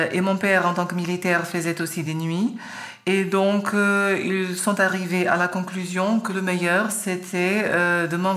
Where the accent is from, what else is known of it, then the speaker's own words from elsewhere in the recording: Lisbon, Portugal; born there; je suis né en 1972 à Lisbonne.